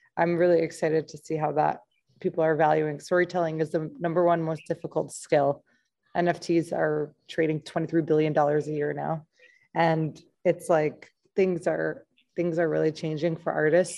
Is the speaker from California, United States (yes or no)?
no; St. Louis, Missouri, United States; I'm from St. Louis, Missouri